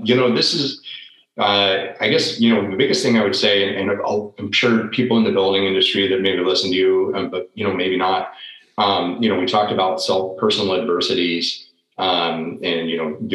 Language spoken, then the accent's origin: English; the Northwest, Pacific Northwest, United States; moved away as an adult; also born or lived in Washington; now in Florida, United States; I grew up in the Northwest and my wife grew up in Alaska